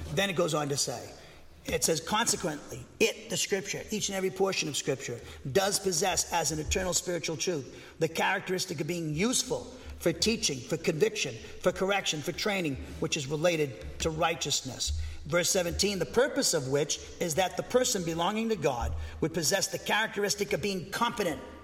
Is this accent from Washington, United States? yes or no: no; Massachusetts, United States; I grew up in Massachusetts